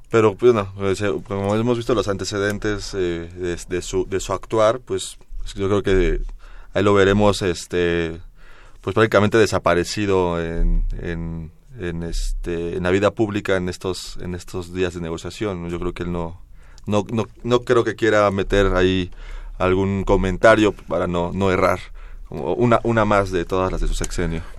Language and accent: Spanish; Mexico; como sociedad, como mexicanos